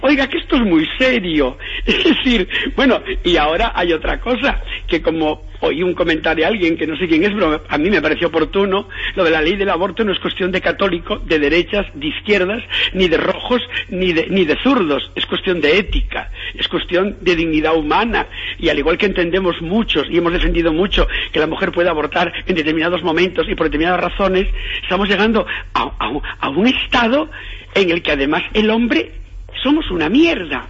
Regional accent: Galicia, Spain; yo soy gallego

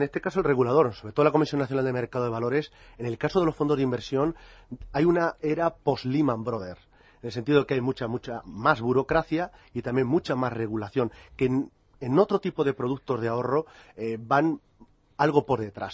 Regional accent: Toledo, Castilla-La Mancha, Spain; a mi paisano, dado que yo también soy de Toledo

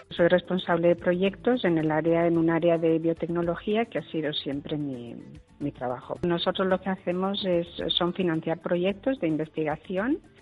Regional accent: Menorca, Balearic Islands, Spain; moved away as an adult; also born or lived in United States / France / Syria / Italy; now in Brussels, Belgium; soy menorquina y vivo en Bruselas

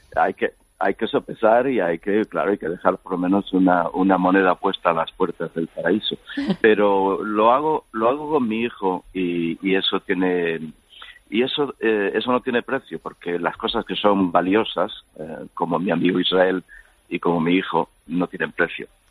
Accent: Galicia, Spain; now in Washington DC, United States; soy gallego hasta la médula

